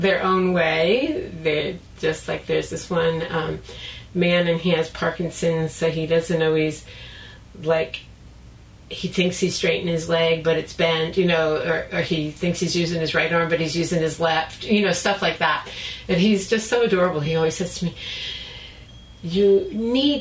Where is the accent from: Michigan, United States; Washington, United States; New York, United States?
New York, United States; Long Island; moved away; also born or lived in Brooklyn, New York; I was born in Brooklyn. And then when I was three, my dad bought a house on Long Island